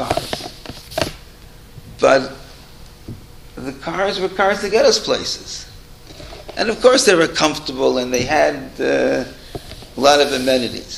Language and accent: English; Toronto, Ontario, Canada; We grew up in Toronto.